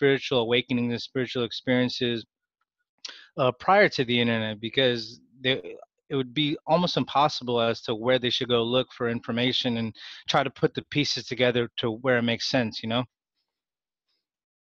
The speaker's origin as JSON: {"language": "English", "area": "Bay Area", "region": "California", "country": "United States", "tie": "born or raised there", "said": "I was born and raised in the Bay Area."}